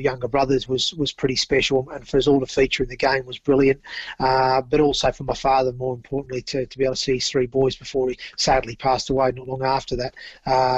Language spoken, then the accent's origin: English; Central Coast, New South Wales, Australia; also born or lived in Torquay, England; we're from the Central Coast